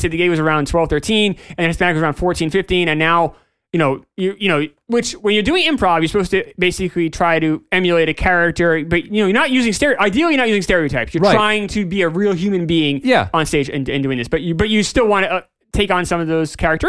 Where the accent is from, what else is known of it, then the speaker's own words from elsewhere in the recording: Jamaica; You know, I'm from Jamaica. This is kind of the, you know, we don't have, you know, we're a small country. We don't have it. We're not America.